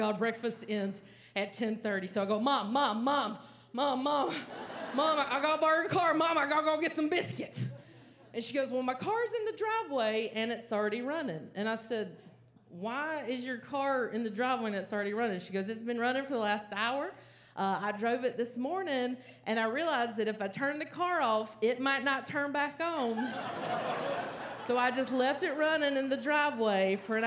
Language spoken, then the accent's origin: English; North Carolina, United States; moved away; went home to visit my parents in my hometown of North Carolina